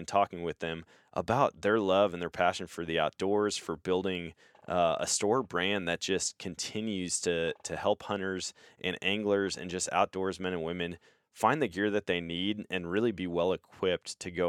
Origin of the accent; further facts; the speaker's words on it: Eau Claire, Wisconsin, United States; That's where I grew up. I grew up in Eau Claire.